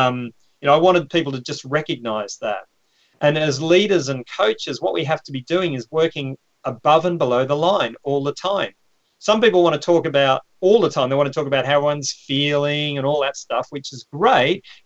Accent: Victoria, Australia; moved away as an adult; now in London, United Kingdom; I'm Australian. I grew up on a farm.

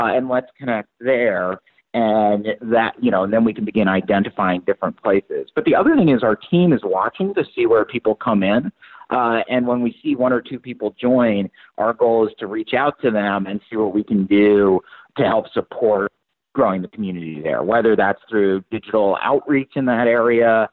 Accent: Michigan, United States; I'm from Michigan

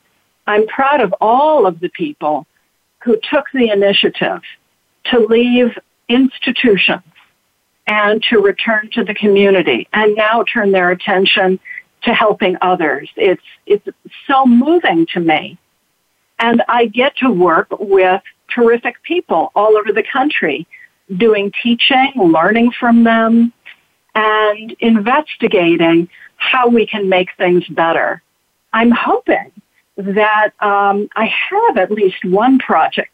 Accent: Detroit, Michigan, United States; now in New York City, United States; I grew up in Detroit

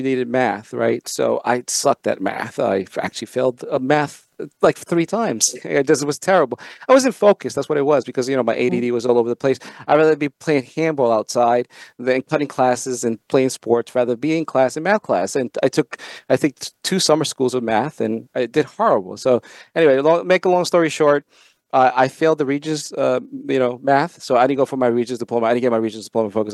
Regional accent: Long Beach, New York, United States; also born or lived in El Salvador; I came here to New York, and I lived in Long Beach, New York

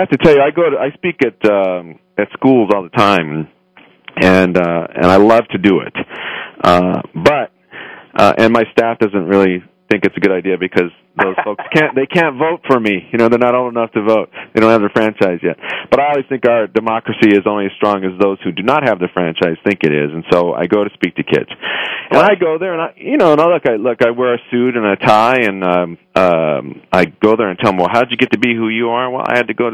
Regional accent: Los Angeles, California, United States; I grew up in Highland Park, Northeast Los Angeles

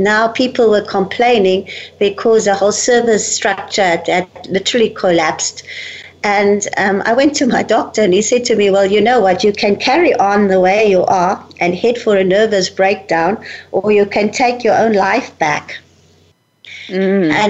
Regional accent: South Africa; Well, I'm born in Africa, in South Africa, and I'm born from a fifth generation German family. My family came out from Germany, from Hanover in Germany, in 1854 um, to bring out the mission to South Africa.

